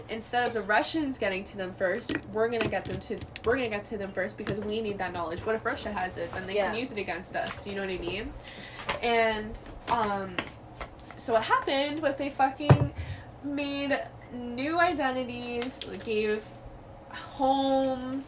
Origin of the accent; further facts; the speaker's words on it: Canada; we're Canadian, like, obviously we have our own problems here in Canada